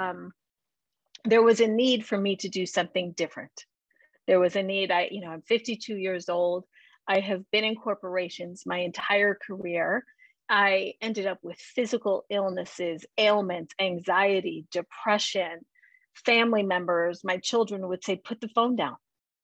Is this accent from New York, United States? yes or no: yes; New York, United States; I grew up in New York